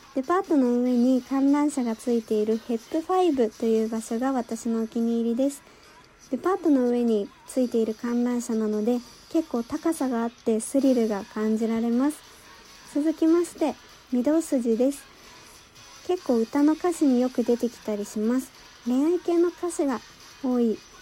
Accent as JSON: {"language": "Japanese", "region": "Saitama", "country": "Japan", "tie": "born or raised there", "said": "生まれも育ちも埼玉"}